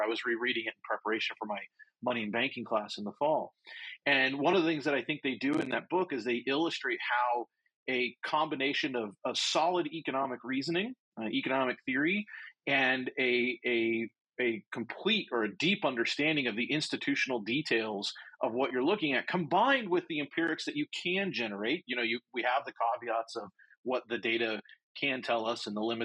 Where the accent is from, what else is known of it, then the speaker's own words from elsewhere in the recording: United States; I say this as an American